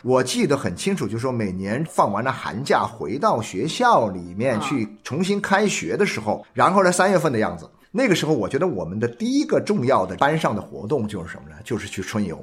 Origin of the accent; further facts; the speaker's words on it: China; 作为中国人